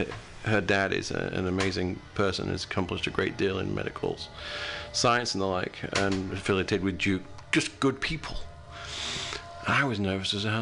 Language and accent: English; United Kingdom; now in United States; I'm from a British country, I'm from Great Britain